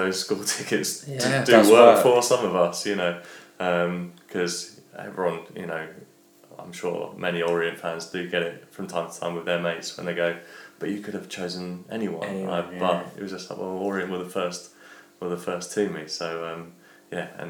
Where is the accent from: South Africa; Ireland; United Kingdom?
United Kingdom; London; I grew up in Walthamstow, so that's the local link's always been there. I still live in East London as well myself